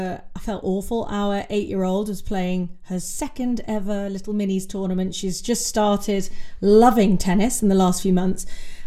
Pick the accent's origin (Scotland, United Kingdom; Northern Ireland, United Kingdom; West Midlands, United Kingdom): West Midlands, United Kingdom; I'm from Warwickshire, we had a really strong tennis county back in the day.